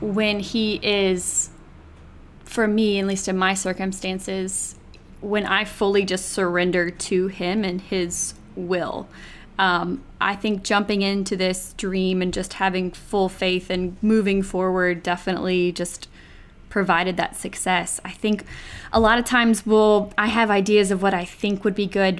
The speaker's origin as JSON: {"language": "English", "town": "Fairhope", "region": "Alabama", "country": "United States", "tie": "born or raised there", "also_born_or_lived": "Auburn, Alabama", "moved": "as an adult", "lives_now": "New York, United States", "said": "I'm from Fairhope, Alabama, born and raised in the South, went to Auburn, studied PR, and then moved to New York about 9 years ago"}